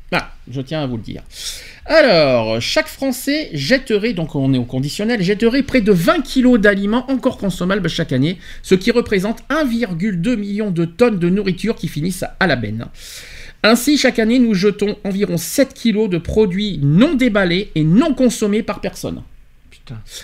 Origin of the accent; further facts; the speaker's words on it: France; chez nous en France